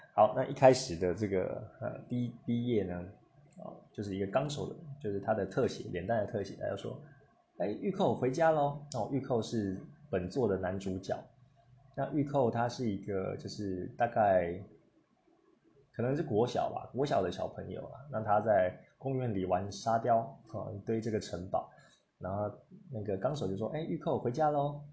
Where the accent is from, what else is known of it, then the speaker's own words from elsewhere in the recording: Taiwan; 我是从台湾来的，那我的家乡有什么东西？